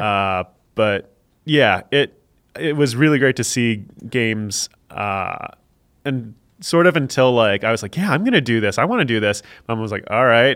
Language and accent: English; Silicon Valley, California, United States; moved away; also born or lived in Canada / Chicago; growing up in Silicon Valley